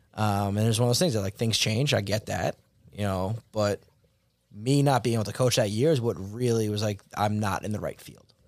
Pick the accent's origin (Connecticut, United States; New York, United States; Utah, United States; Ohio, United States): New York, United States; Rockville Centre; I grew up in Rockwell Center, went to Southside for high school